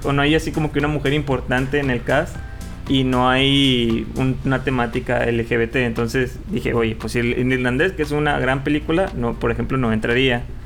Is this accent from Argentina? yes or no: no; Mexico; yo como un mexicano